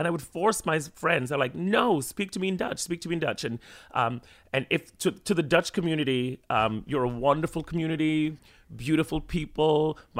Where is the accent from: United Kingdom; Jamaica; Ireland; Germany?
Jamaica; now in New York City, United States; growing up in Jamaica and then moving here and then speaking British English sometimes in Jamaica and then Jamaican English, obviously, with my friends and in school, and then moving here and then I was like, okay, no one's understanding what I'm saying, so I had to then speak American.